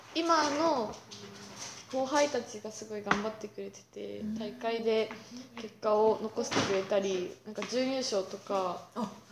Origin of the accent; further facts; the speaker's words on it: Kumamoto, Japan; moved away as an adult; also born or lived in Kansai; 熊本にななから出てきて実際に関西でそのディベート始めたりとか